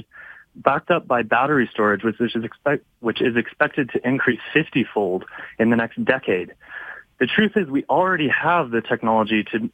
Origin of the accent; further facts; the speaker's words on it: Alberta, Canada; I'm from Alberta